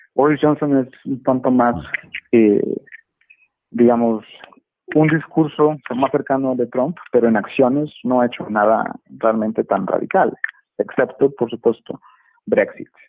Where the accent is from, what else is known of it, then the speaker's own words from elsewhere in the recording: Monterrey, Nuevo León, Mexico; now in Dallas, United States; México, donde hoy me encuentro, en mi ciudad natal, en Monterrey